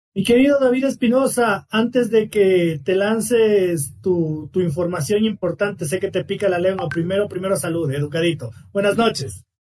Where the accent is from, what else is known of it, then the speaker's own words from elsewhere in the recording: Ecuador; me considero un gran ecuatoriano